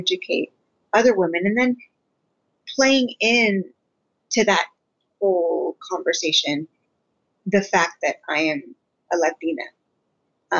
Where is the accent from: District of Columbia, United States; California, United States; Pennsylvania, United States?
California, United States; Redwood City; I am from the Bay Area. I was born and raised in Redwood City, but my parents immigrated from Guatemala.